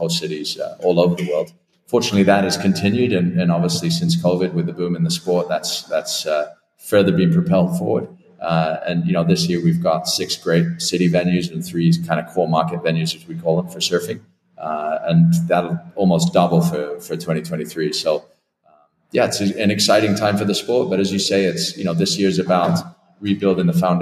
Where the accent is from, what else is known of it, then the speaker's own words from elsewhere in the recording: Twickenham, London, United Kingdom; moved away; I grew up in Twickenham. I'm British by nationality, so I naturally have connections and background in England, although I haven't lived in the country pretty much for 27 years